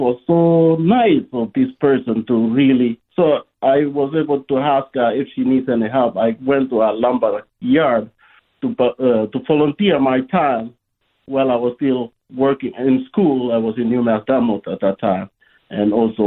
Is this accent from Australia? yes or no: no; Rift Valley, Kenya; now in United States; I'm originally from Kenya